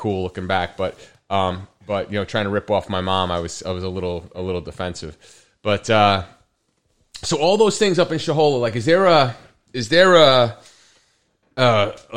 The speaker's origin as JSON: {"language": "English", "town": "Woodridge", "region": "New York", "country": "United States", "tie": "born or raised there", "said": "growing up in Woodridge"}